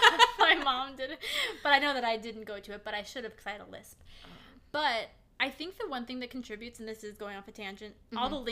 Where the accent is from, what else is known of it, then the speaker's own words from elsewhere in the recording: Midwest, United States; we're from the Midwest, and we, to a certain point, our accent is pretty widely regarded.